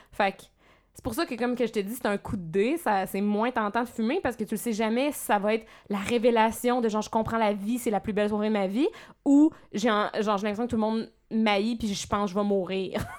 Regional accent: Abitibi, Quebec, Canada; moved away as an adult; now in Montreal, Canada; je viens de l'Abitibi

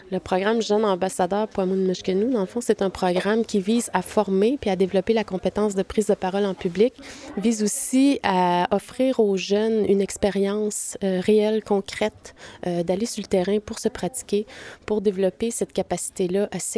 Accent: Uashat mak Mani-utenam, Quebec, Canada; moved away as an adult; now in Quebec City, Canada; Je viens de Wahatmak, Maliotenam. Euh, je suis à Québec

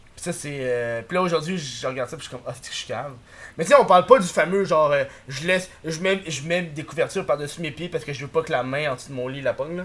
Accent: Quebec, Canada; les Québécois, on est

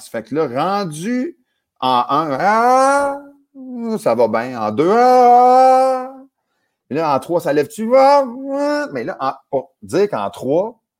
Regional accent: Acadia, Canada; Fait que chez nous, en Acadie, cul-de-sac, l'onde à peu près un quart de mille.

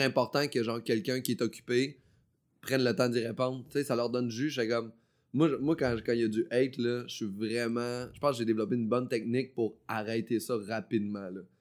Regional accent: Beauce, Quebec, Canada; also born or lived in Chicoutimi; je viens pas d'Abitibi. Moi, je viens de la Beauce

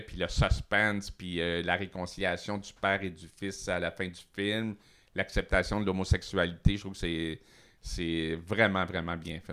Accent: Montreal, Quebec, Canada; also born or lived in Matane; j'ai fait presque toute mon école à Montréal, mais en disant toujours que je venais de Matane

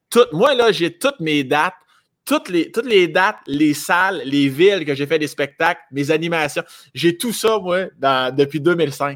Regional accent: Laurier-Station, Quebec, Canada; born or raised there; also born or lived in Sainte-Croix, Quebec / Saint-Georges, Quebec

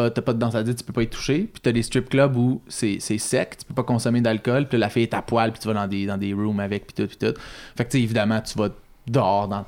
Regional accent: Montreal, Quebec, Canada; ça tu peux euh, leur dire je viens de Montréal, I'm come from Montreal

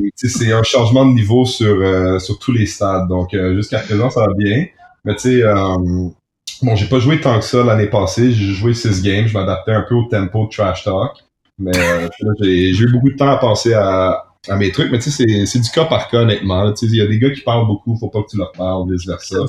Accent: Montreal, Quebec, Canada; Moi, je suis, je suis Montréalais

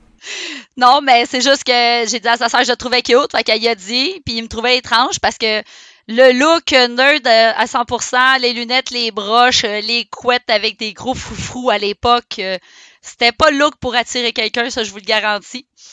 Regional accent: Saint-Eustache, Quebec, Canada; Je suis née à Saint-Eustache

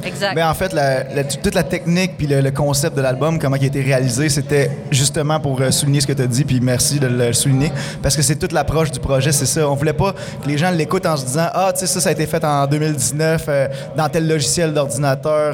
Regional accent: Rouyn-Noranda, Quebec, Canada; je suis natif de Rwanda, C'est ici que j'ai commencé, dans, le garage à mes parents.

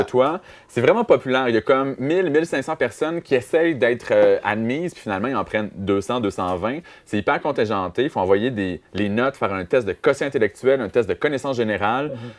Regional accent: Amos, Quebec, Canada; à Amos, ma ville natale

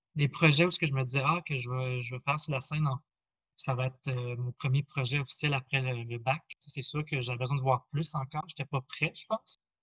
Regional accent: New Brunswick, Canada; moved away as an adult; also born or lived in Quebec City; je viens du Nouveau-Brunswick. Donc, je viens de la première nation malécite du Madawaska

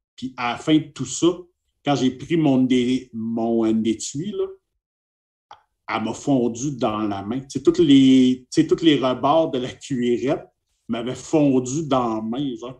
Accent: Montreal, Quebec, Canada; je viens de Montréal, euh, au Québec

